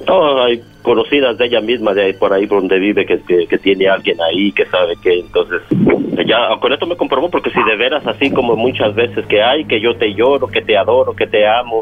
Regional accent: Mexico; yo soy de México

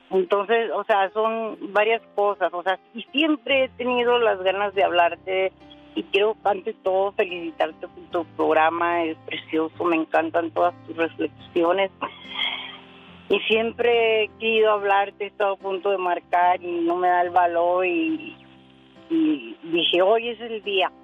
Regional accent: Mexicali, Baja California, Mexico; yo nací en Mexicali

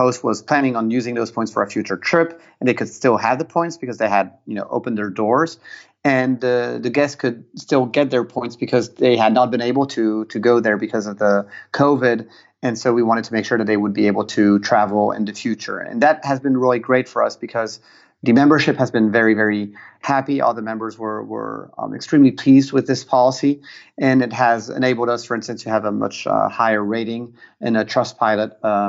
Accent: Piedmont, Italy; English is a second language; since I'm also partially Italian and I come from the Piemonte, which is a big wine region, that's a region of Barolo wines

